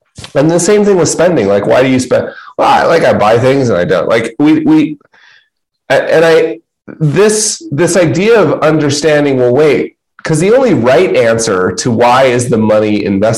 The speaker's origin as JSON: {"language": "English", "region": "Utah", "country": "United States", "said": "I'm from Utah"}